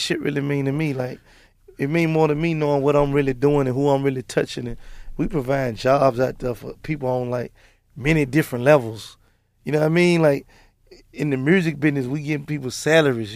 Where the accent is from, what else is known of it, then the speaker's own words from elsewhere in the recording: Memphis, Tennessee, United States; I come from North Memphis